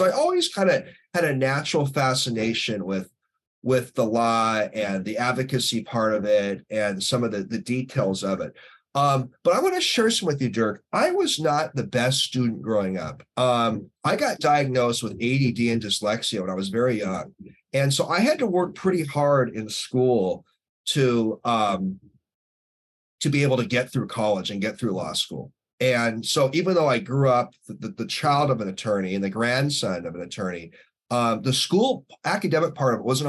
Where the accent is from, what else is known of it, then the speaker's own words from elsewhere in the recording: Northeast, United States; growing up in Northeast, so my late dad was an attorney and my late grandpa on my mom's side was an attorney.